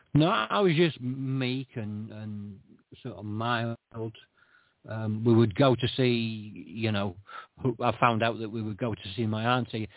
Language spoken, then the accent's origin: English; Scotland, United Kingdom; I was born in Scotland